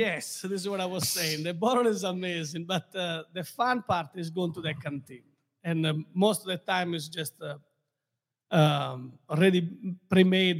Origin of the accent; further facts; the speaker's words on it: Castelsardo, Sardinia, Italy; now in Naples, Florida, United States; Born and raised in Sardinia